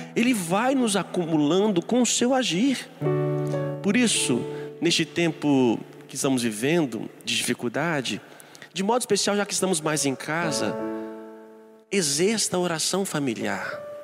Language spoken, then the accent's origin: Portuguese; Brazil; como nós brasileiros, como nós somos